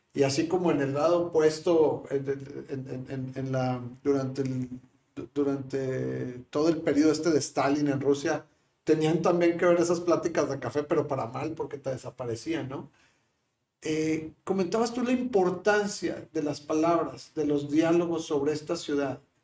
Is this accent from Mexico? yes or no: yes; Monterrey, Nuevo León, Mexico; somos nuevos los, regios